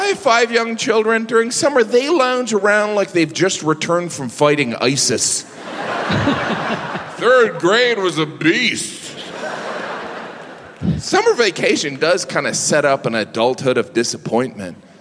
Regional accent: Midwest, United States; I'm from the Midwest. It's almost a panic.

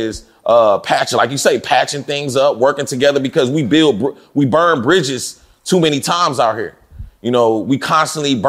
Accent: Fort Worth, Texas, United States; moved away; also born or lived in Dallas / Atlanta; I came from Fort Worth and then came to Dallas

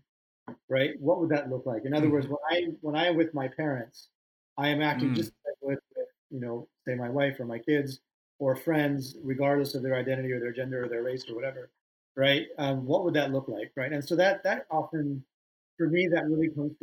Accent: United States; I was born in the States, but my parents had recently immigrated

